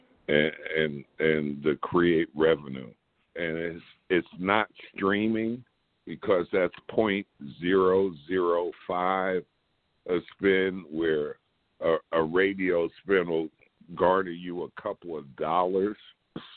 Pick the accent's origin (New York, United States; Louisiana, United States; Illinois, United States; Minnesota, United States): New York, United States; I'm from New York